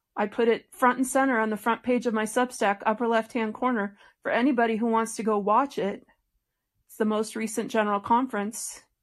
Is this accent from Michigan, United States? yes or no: yes; Detroit, Michigan, United States; now in Colorado, United States; I was born in Detroit, Michigan, into a family that were faithful members of the Church of Jesus Christ of Latter day Saints